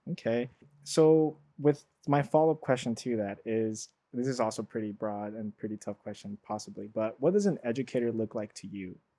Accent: Los Angeles, California, United States; born and raised in South Central L A.

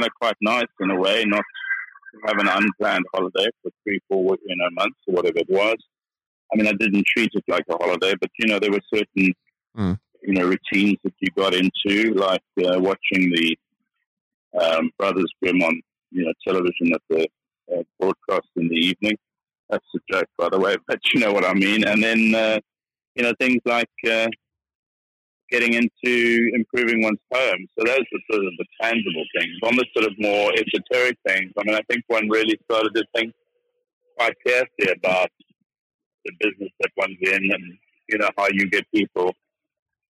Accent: South Africa; moved away as an adult; now in United Kingdom; I'm a South African

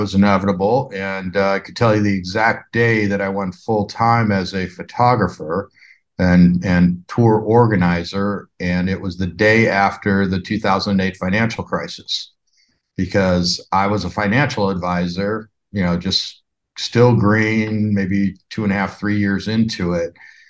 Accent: Chicago, Illinois, United States; From Chicago. I was a Lambda Chi down there.

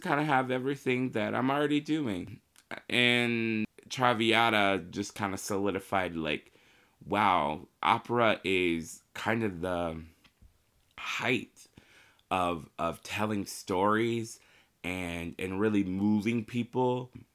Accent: Marion, Indiana, United States; I grew up in Marion, Indiana.

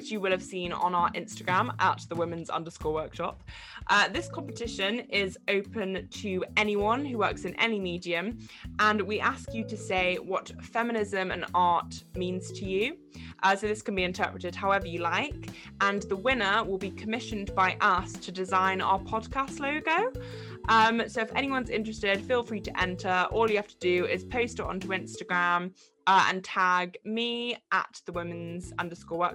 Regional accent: England, United Kingdom; I am English

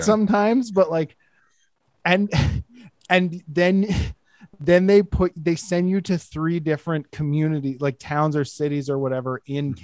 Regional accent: Alberta, Canada; I'm from Alberta

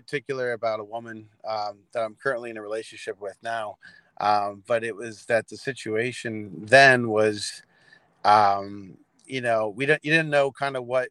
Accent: Lebanon, Pennsylvania, United States; born or raised there; also born or lived in Reno, Nevada

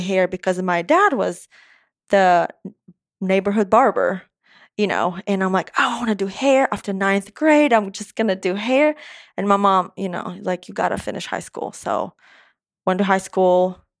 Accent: Moldova; first language Romanian; English is a second language; moved away as an adult; also born or lived in Gulfport, Mississippi; now in Nashville, United States; I was born in Moldova. Moldova is a tiny country, is a third of Tennessee.

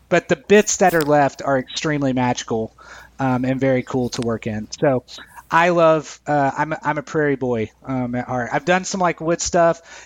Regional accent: Edgewood, Texas, United States; my hometown is named Edgewood

